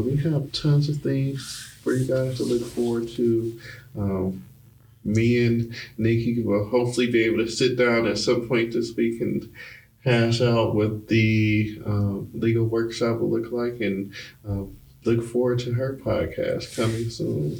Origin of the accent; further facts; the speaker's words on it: Detroit, Michigan, United States; moved away as an adult; also born or lived in Baltimore; we're moving from Michigan out of Detroit. So I actually lived in Baltimore for a little bit.